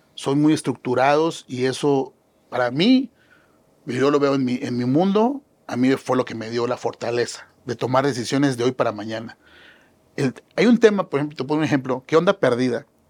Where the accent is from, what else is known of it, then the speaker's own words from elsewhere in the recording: Mexico; somos mexicanos